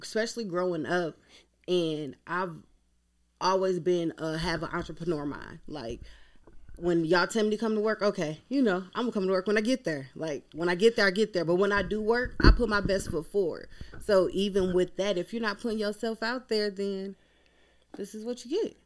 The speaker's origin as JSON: {"language": "English", "town": "Lorain", "region": "Ohio", "country": "United States", "tie": "born or raised there", "moved": "yes", "lives_now": "Louisville, United States", "said": "I'm from Lorain, Ohio, right on top of Lake Erie."}